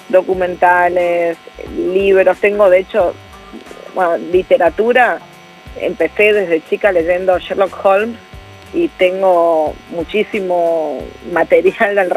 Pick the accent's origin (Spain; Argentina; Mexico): Argentina; northern Argentina; now in Buenos Aires, Argentina; yo hablo de una manera diferente, tengo tonada, vengo del norte, lógicamente cada vez mi tonada se va pareciendo más a la tonada de Buenos Aires, pero sin embargo sigue siendo distinta